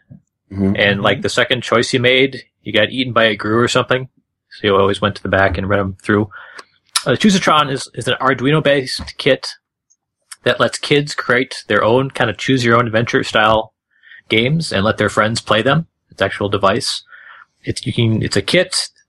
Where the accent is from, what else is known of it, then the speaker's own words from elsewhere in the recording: Minneapolis, Minnesota, United States; I'm going to pump up my hometown, which is not Houston. I'm from Minneapolis.